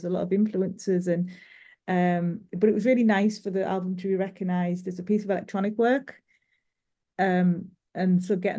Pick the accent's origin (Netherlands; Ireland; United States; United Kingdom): United Kingdom; England; I'm not from Newcastle. I'm from a little bit further south than that, but I spent a lot of time there